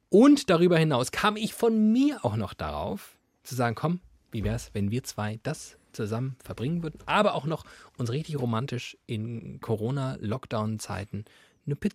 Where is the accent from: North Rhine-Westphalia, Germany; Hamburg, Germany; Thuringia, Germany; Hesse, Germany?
Hesse, Germany; Frankfurt; Meine, also das, äh, das als Frankfurter.